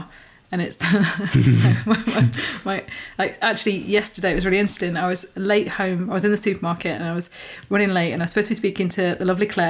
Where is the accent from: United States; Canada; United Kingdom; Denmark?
United Kingdom; as in British